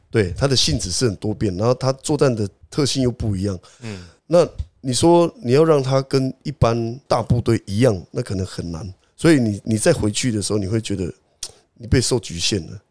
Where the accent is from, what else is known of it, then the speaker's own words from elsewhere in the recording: Taiwan; 我们台湾人